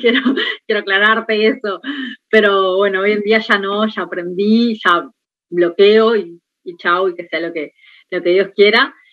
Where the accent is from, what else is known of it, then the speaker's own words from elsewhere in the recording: Montevideo, Uruguay; yo soy de La Teja